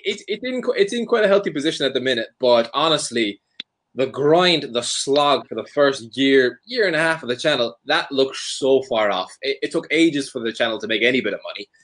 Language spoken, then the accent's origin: English; Ireland; moved away as an adult; also born or lived in Sunderland; growing up in Ireland